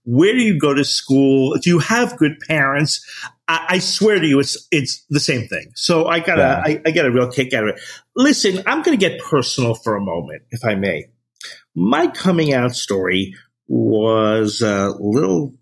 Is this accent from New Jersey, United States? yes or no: yes; New Jersey, United States; I'm from New Jersey